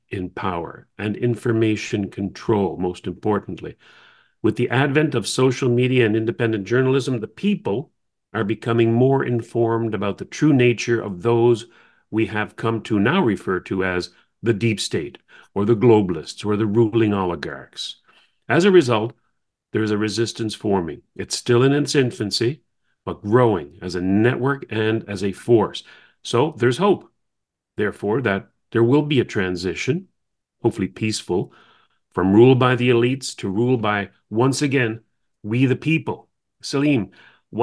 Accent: Canada; As a young man, I grew up in Canada in the 60s and the 70s

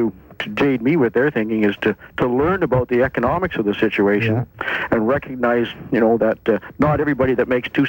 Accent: Canada; as a Canadian

